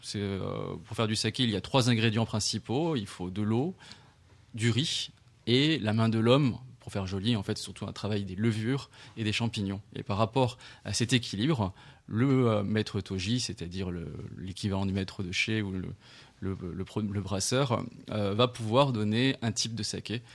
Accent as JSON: {"language": "French", "town": "Paris", "region": "Île-de-France", "country": "France", "tie": "born or raised there", "also_born_or_lived": "Tokyo, Japan", "said": "Ma mère est tunisienne et mon père est chino-cambodgien et je suis né à Paris"}